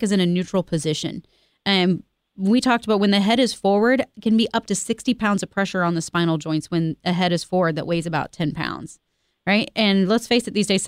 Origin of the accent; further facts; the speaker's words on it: Independence, Missouri, United States; I grew up here. I grew up out in East Independence. And Kansas City is my home